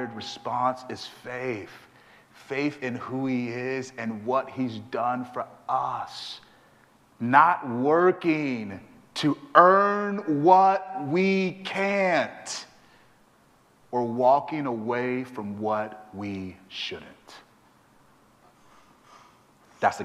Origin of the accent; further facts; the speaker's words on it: Houston, Texas, United States; I'm from Houston, Texas